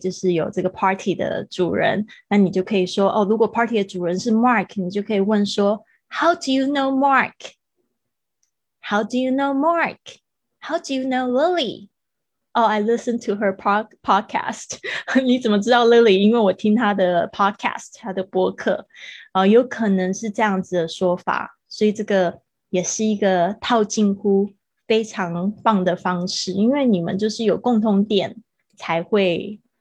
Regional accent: Kaohsiung, Taiwan; moved away as an adult; also born or lived in Taipei; now in Spain; 但是应该最长的时间会是在高雄，高雄应该是从我小学四年级一直到我的，就是，呃，高中毕业，我都是在高雄

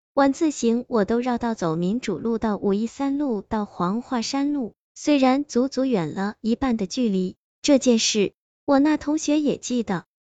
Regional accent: Pucheng, Fujian, China; also born or lived in Shipi; 初二那年，我爸爸去世了，我妈妈带着我和我弟弟从石皮搬回了城里。那时候我家住在城关一条叫文化弄的小街巷里，这条小巷子的后面就是浦城二中，再往外走经过一座基督教堂，就到热闹的民主路了

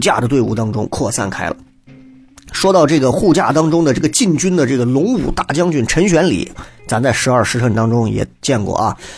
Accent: Xi'an, Shaanxi, China; 作为一个西安人

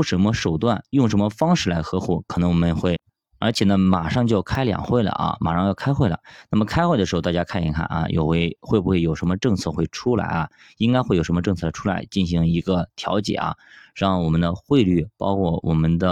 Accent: China; 毕竟咱们是中国人

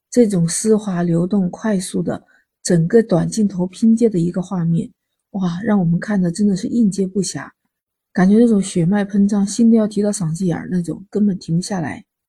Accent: China; 我们中国人

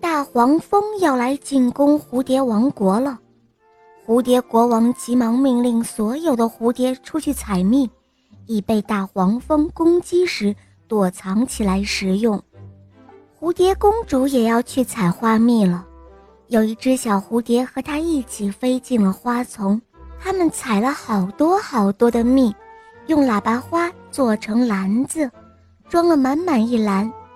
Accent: Qingdao, Shandong, China; 我六岁了，我来自青岛

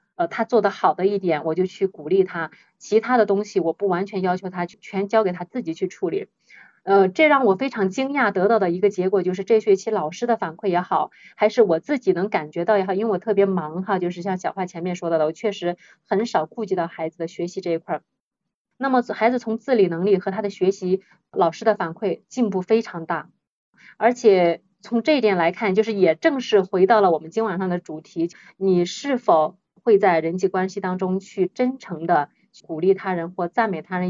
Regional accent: China; 我们中国人

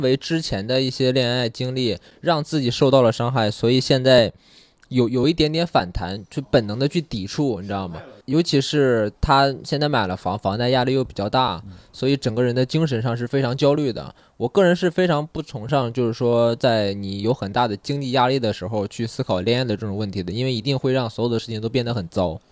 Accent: a small county town in Henan, China; moved away as an adult; 我来自河南的一个小县城

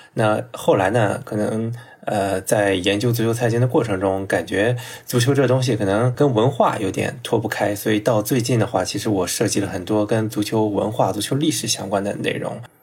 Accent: Shandong, China; 因为我是山东人，从来不掩饰我是山东泰山队的球迷嘛

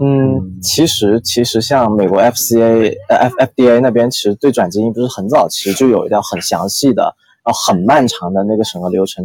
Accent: Guangdong, China; 我是个广东人，所以请不要，请，请不要对我的这个普通话抱太大的信心

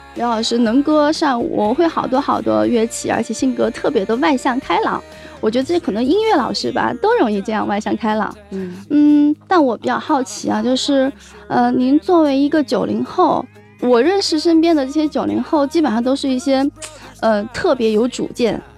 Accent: Sichuan, China; 我的老家是在四川嗯。其实我知道我们那边有些山区的小学

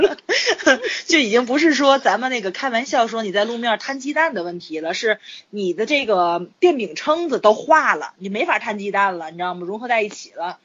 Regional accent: Tianjin, China; accent: Tianjin dialect; 就我们六纬路、八纬路那一块儿，就是离海河很近嘛

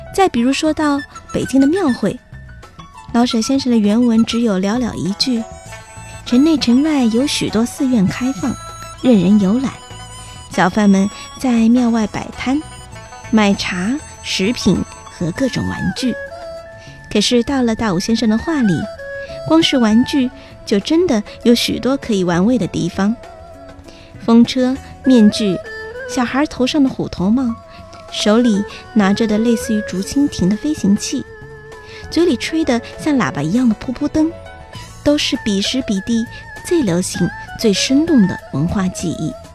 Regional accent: China; 按照我们中国人的习俗

